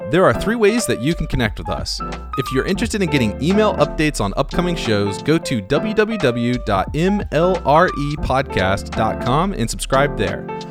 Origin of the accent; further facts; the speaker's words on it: Hickory, North Carolina, United States; I'm from Hickory, North Carolina